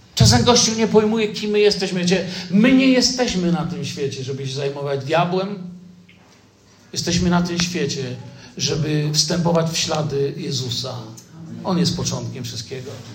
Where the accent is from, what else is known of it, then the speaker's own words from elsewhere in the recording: Poland; also born or lived in Moscow, Russia; jesteśmy z Polski